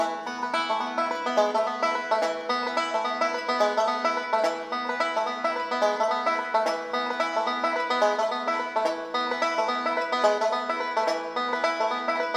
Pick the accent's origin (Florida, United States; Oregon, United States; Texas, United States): Texas, United States; Central; I grew up in Central Texas